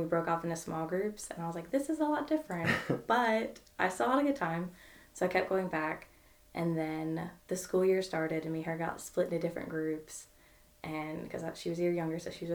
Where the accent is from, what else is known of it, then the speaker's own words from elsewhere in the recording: Williamsburg, Virginia, United States; moved away as an adult; now in Murray, United States; I moved to Murray for school, so I'm from Williamsburg, Virginia.